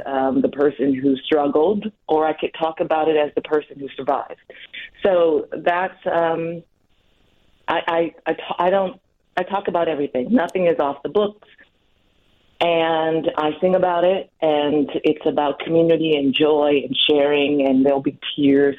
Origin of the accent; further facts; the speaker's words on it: Milwaukee, Wisconsin, United States; I was born in Milwaukee too.